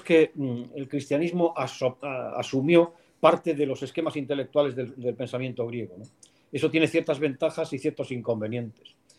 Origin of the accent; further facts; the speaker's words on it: León, Castile and León, Spain; moved away as an adult; also born or lived in Salamanca; Yo soy de León, pero fui a estudiar a Salamanca